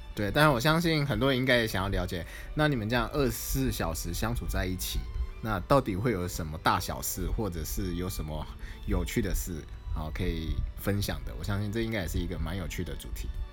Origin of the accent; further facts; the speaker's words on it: Taipei, Taiwan; moved away as an adult; now in Zhongli, Taiwan; 我们都是台北人